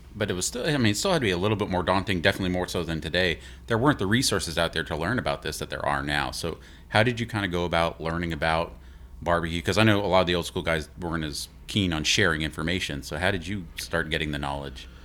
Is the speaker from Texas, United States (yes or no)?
yes; Houston, Texas, United States; I grew up eating barbecue in Houston